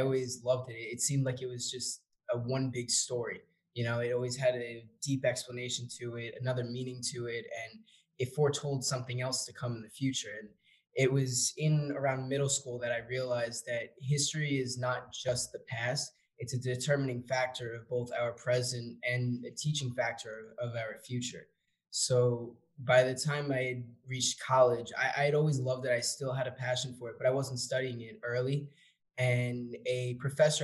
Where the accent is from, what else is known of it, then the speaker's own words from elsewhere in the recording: North Babylon, New York, United States; I am originally from Long Island, a town called North Babylon